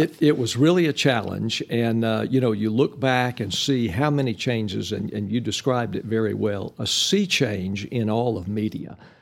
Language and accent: English; Amarillo, Texas, United States; I was born in Amarillo